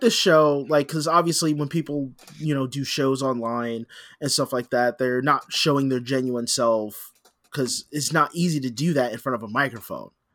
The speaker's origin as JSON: {"language": "English", "country": "United States", "said": "I am an American"}